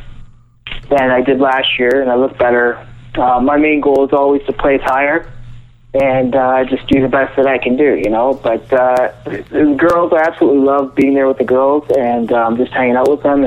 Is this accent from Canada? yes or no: yes; Canada; I'm in Canada right now. I'm from Canada